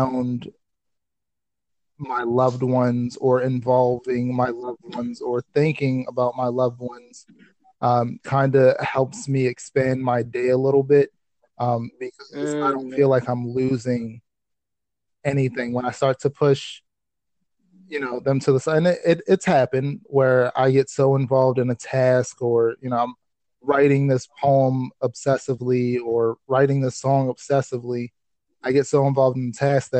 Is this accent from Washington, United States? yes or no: no; Baltimore, Maryland, United States; also born or lived in Delaware; I was born in Delaware, raised here for 7 years, moved to Baltimore when I was about 7 years old, and then raised there until I was 18